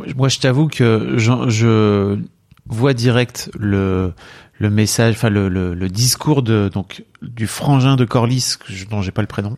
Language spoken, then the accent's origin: French; the North, Hauts-de-France, France; je suis du Nord.